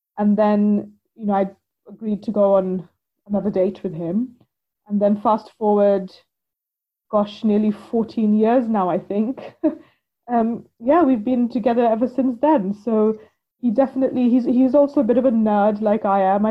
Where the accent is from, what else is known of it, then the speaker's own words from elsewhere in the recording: India; now in United Kingdom; Growing up in India